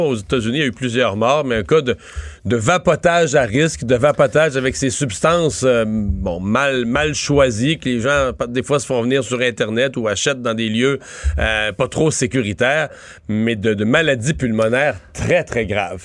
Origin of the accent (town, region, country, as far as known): Rimouski, Quebec, Canada